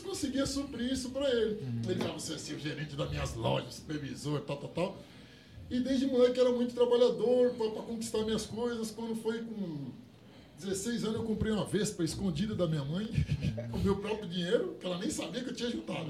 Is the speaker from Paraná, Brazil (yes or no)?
no; São Paulo, Brazil; moved away as an adult; now in Guarulhos, Brazil; eu nasci no Pari ali, cara, do lado do Santo Antônio do Pari. Nasci ali, ali e morei ali até a pandemia.